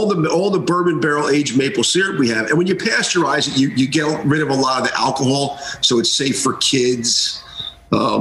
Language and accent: English; United States; moved away as an adult; also born or lived in Washington, District of Columbia, United States / Greenwich, Connecticut; I grew up in Westchester, Kansas